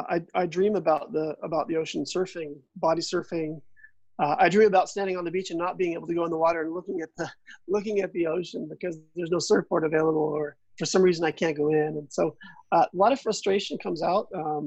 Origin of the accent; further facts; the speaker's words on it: California, United States; now in Victoria, California, United States; Mm-hmm. Well, yeah, I mean, like most surfers, I guess you could say, the ocean becomes a big part of your life